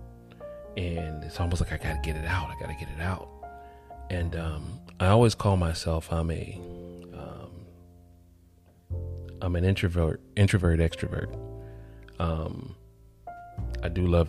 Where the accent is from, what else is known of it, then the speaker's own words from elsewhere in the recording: College Park, Georgia, United States; moved away as an adult; also born or lived in Atlanta, Georgia / Marco Island, Florida; I was born in Atlanta, Georgia, South Fulton Hospital, and but raised in College Park, Georgia, a suburb of Atlanta, where the airport is located